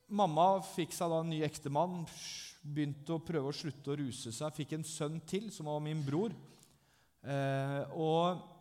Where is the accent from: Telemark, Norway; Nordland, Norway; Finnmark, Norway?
Telemark, Norway; Langesund; Jeg er fra Langesund, jeg er 39 år.